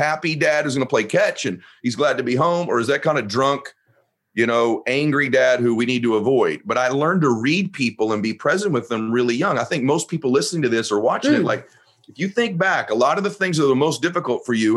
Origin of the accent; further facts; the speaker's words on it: Southern California, United States; also born or lived in Boston; originally I'm from Boston, but I grew up in Southern Cal. I grew up in Southern California